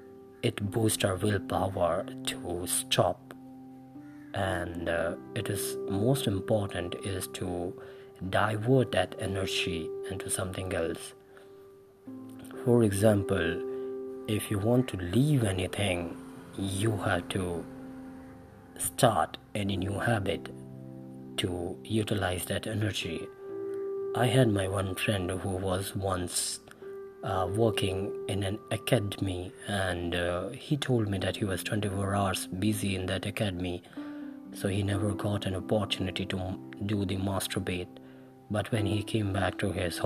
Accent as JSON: {"language": "English", "country": "India", "said": "I'm from India"}